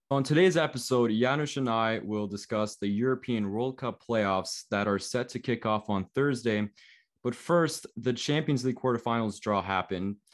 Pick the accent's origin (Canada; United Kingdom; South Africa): Canada; Toronto, Ontario; I was born in Toronto. I live in Canada.